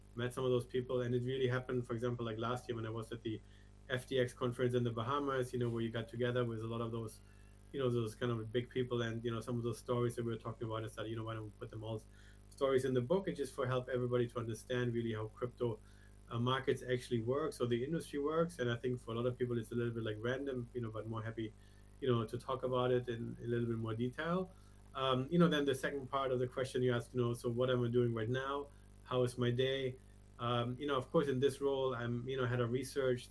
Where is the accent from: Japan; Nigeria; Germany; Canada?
Germany; moved away as an adult; also born or lived in Asia / Hong Kong / London; I you know was usually born and born and raised in Germany. Left something like 25 years ago